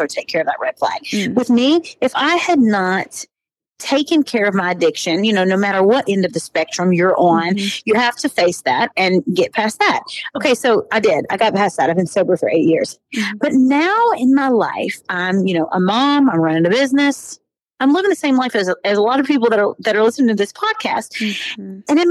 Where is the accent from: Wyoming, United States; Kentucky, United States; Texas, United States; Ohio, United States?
Kentucky, United States; moved away as an adult; now in Nashville, United States; I'm from Kentucky. I grew up on this farm with 23 first cousins